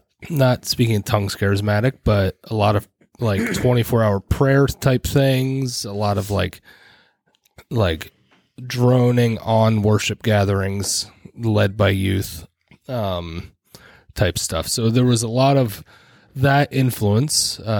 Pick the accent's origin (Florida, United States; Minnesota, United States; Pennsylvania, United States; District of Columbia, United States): Pennsylvania, United States; Pittsburgh and Philadelphia; also born or lived in Scranton; I grew up in the Salvation Army, largely in rougher inner city neighborhoods of Pittsburgh and Philadelphia, Scranton, Pennsylvania for a short period of time. My parents were pastors in the Salvation Army.